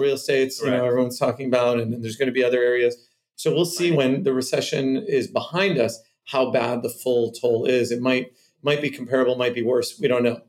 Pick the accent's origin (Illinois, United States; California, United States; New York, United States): California, United States; Cupertino; also born or lived in Santa Monica, California / Boston, Massachusetts; I'm from Cupertino, California is where I grew up my formative years